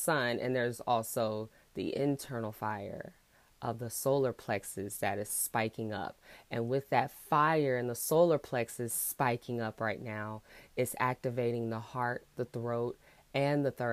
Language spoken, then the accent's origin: English; Houston, Texas, United States; I'm from Houston